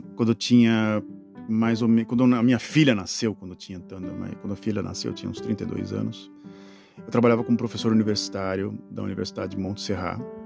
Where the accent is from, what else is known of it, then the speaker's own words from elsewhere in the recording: Brazil; moved away as an adult; E eu sempre remoto ao Brasil, as minhas origens, que foi lá onde eu nasci